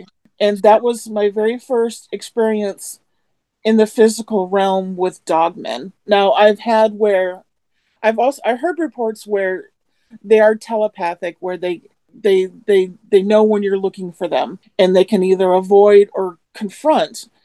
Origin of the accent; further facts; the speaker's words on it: Manistee National Forest, Michigan, United States; the Manistee National Forest. That's where I live. That's my hometown